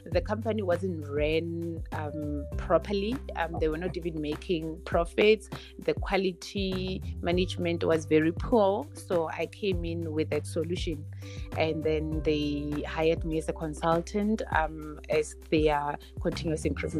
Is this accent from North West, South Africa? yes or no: yes; Rustenburg, North West, South Africa; I'm from Rustenburg, and we all know that Rustenburg is the platinum belt